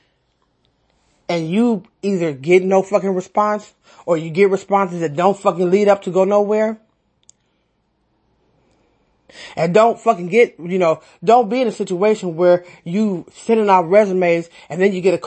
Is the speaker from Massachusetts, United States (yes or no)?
no; San Francisco, California, United States; I'm from San Francisco, born and raised.